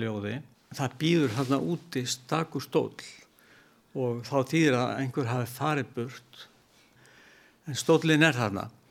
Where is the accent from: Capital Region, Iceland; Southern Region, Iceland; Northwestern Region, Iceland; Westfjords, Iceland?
Southern Region, Iceland; Vestmannaeyjar; Ég er ættar úr Vestmanni